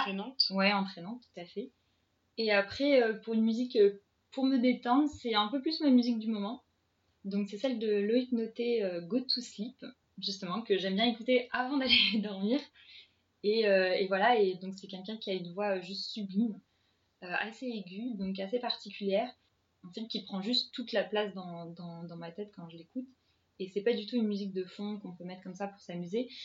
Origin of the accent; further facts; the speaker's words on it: Paris, Île-de-France, France; je suis parisienne